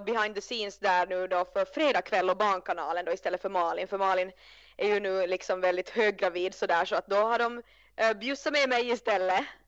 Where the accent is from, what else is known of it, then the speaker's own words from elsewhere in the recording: Finland; jag är ju från Finland